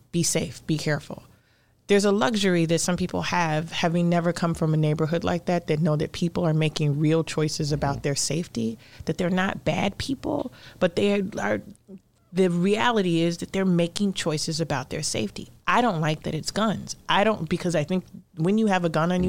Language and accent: English; Chicago, Illinois, United States; I grew up in Cabrini